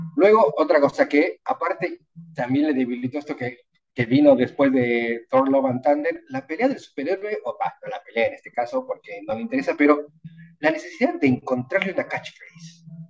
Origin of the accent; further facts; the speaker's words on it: Bolivia; soy boliviano